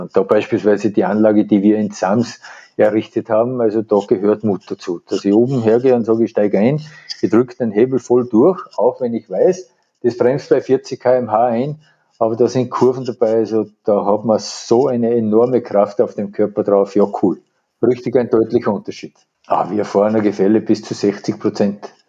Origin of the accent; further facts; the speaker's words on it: Abtenau, Salzburg, Austria; bei uns in Abtenau beispielsweise die Rodelbahn